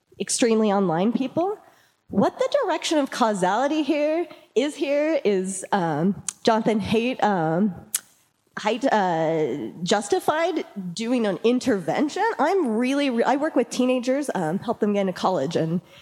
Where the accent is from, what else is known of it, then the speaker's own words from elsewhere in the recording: Mountain West, United States; I'm from the Mountain West. I'm from one state over